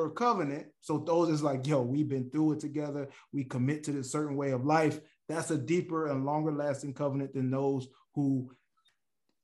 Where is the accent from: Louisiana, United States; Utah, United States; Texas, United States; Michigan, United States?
Michigan, United States; Detroit; I'm from Detroit